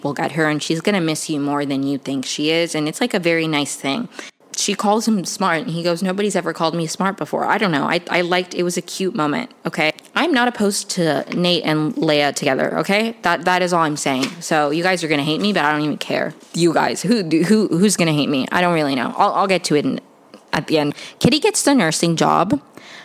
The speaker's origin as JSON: {"language": "English", "country": "Venezuela", "said": "I'm from Venezuela"}